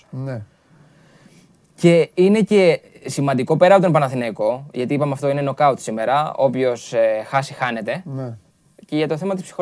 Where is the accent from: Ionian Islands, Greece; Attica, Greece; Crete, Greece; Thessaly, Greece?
Ionian Islands, Greece; Corfu; Όχι, είμαι από την Κέρκυρα. Την Κέρκυρα.